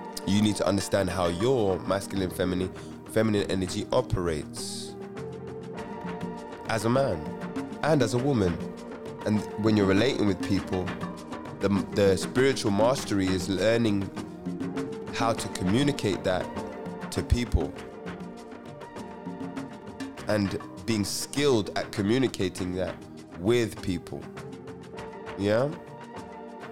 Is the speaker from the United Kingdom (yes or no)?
yes; London, United Kingdom; I'm a Londoner through and through